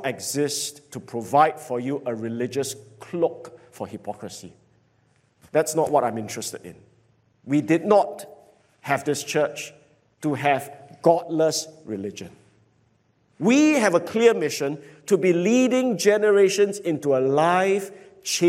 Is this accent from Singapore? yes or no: yes; Singapore; I grew up in Jalan Kayu